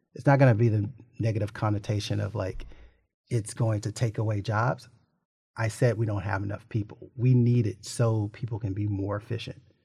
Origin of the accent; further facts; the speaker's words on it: Little Rock, Arkansas, United States; growing up in Little Rock, I had two people investors as parents